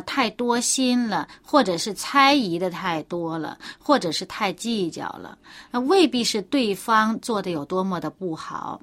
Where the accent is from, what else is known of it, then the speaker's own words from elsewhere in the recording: China; 我们中国人